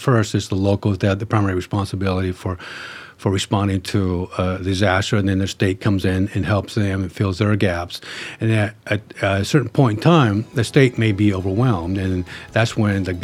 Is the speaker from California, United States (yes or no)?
yes; Placerville, California, United States; I was born and raised in Placerville